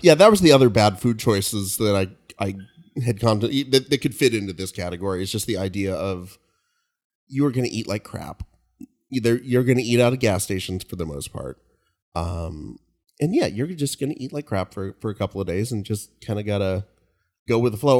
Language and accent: English; Kingsburg, California, United States; my hometown of Kingsburg